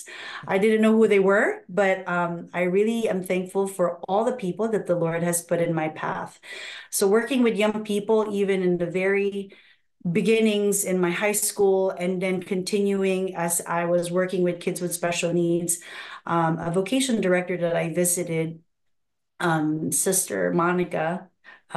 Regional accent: Philippines; also born or lived in Nigeria; now in United States; I was born in Nigeria. Wow. And I was raised in the Philippines, and now I'm here.

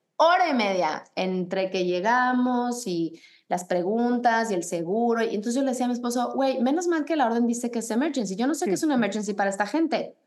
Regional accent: Mexico City, Mexico; moved away as an adult; now in United States; creciendo en México y habiendo estudiado en la Ciudad de México

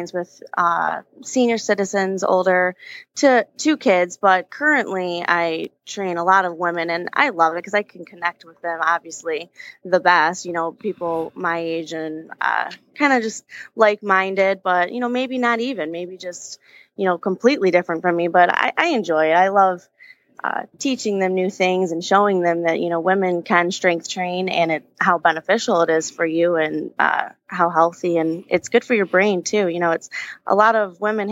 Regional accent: Allen Park, Michigan, United States; I'm from the Downriver area, Allen Park specifically. I graduated from Allen Park.

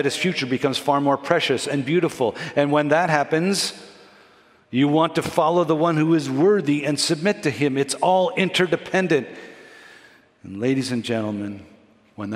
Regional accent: Montreal, Quebec, Canada; also born or lived in Vancouver, Canada / Florida, United States; now in Toronto, Canada; I grew up in Montreal

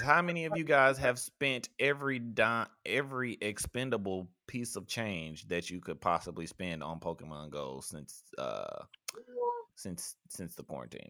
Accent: rural Mississippi, United States; my hometown um is I think the population is like 2000 or something

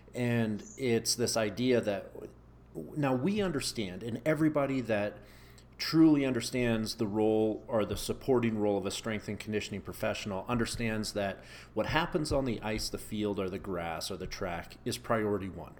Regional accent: Canada; moved away as an adult; now in United States; growing up in Canada, you know, I grew up in a ski town

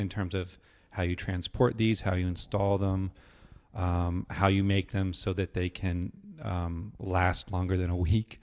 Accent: New Hampshire, United States; I grew up in the Northeast, in New Hampshire

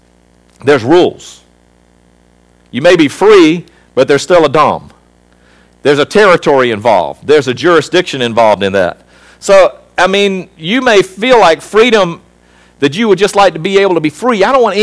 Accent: South Africa; born there; So when I was born in South Africa, I may have been born in that country.

